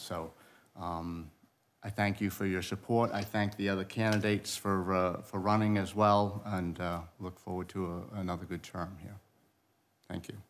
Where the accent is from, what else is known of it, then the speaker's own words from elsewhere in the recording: Rochester, New Hampshire, United States; I grew up in East Rochester